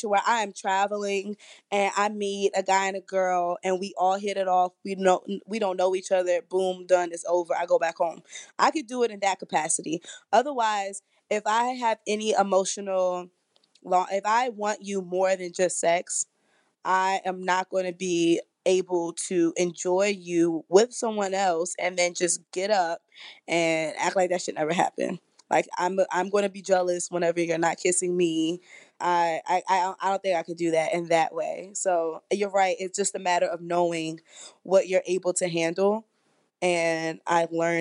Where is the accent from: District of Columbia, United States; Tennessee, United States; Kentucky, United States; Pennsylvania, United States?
District of Columbia, United States; Washington; I'm from Washington, D.C.